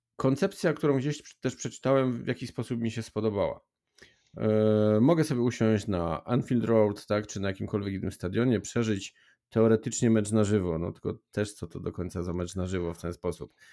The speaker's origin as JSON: {"language": "Polish", "region": "Silesian Voivodeship", "country": "Poland", "said": "U nas na Śląsku"}